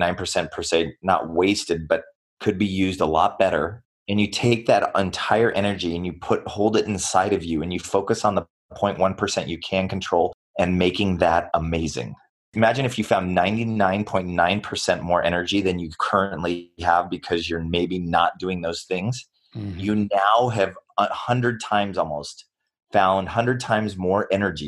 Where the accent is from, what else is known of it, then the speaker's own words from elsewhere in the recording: United States; I was born here in the United States